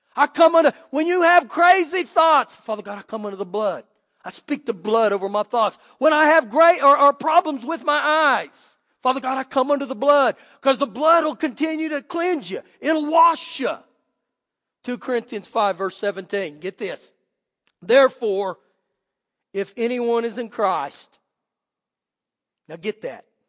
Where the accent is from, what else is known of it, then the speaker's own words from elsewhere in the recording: Clovis, United States; moved away; where I grew up in Clovis